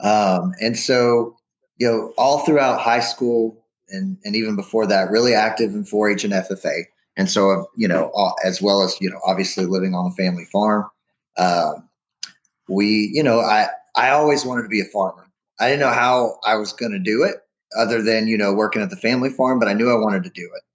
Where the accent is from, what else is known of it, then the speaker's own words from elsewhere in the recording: Alvin, Texas, United States; born and raised in Alvin, Texas, which is a community in Brazoria County.